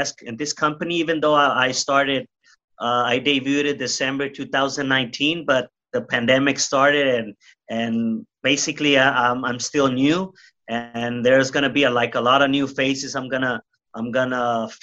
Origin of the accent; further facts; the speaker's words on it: Tijuana, Baja California, Mexico; I grew up in Tijuana, Mexico